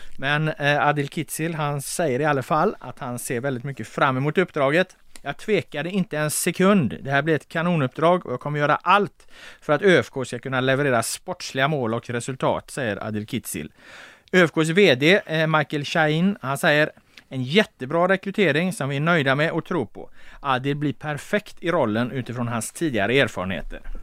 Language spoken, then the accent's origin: Swedish; Gothenburg, Västra Götaland, Sweden; jag är från Göteborg